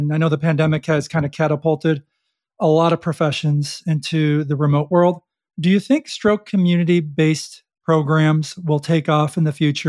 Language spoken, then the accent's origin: English; Buffalo, New York, United States; moved away; also born or lived in Stamford, Connecticut; I'm originally from Buffalo.